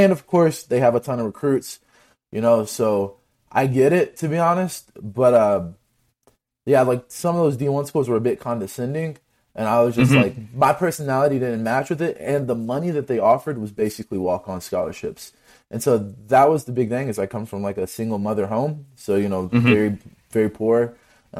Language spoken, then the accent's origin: English; Kentucky, United States; I'm from Kentucky. I'm not from like Ohio or Pennsylvania or California, I'm from a state that's not notorious for good wrestling.